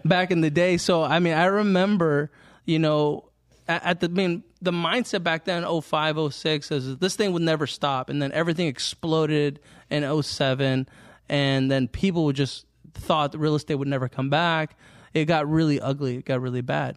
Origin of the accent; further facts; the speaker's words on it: Fremont, California, United States; I grew up here in Fremont, here in the Mission area